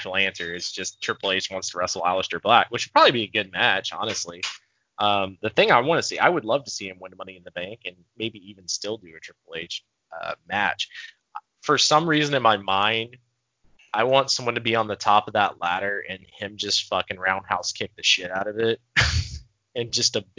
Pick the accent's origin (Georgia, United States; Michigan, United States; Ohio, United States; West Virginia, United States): Georgia, United States; we're from Georgia